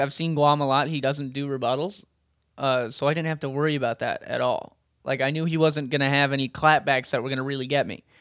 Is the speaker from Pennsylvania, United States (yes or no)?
no; Hawaii, United States; moved away; We're both from Hawaii